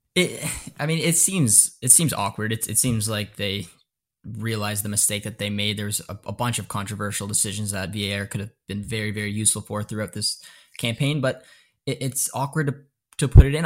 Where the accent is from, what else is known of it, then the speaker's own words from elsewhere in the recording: Canada; I'm Canadian